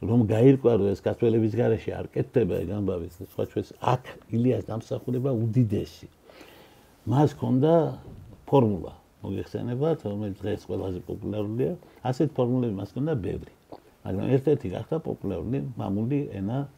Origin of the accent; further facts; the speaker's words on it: Batumi, Adjara, Georgia; also born or lived in Guria; მეც ბათუმელი გახლავართ